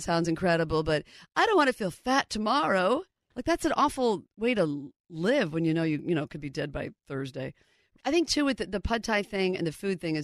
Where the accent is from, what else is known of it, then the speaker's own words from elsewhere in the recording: Indianapolis, Indiana, United States; also born or lived in Amsterdam / Seattle / New York; now in Los Angeles, United States; coming from Indianapolis, where at the time growing up in Indiana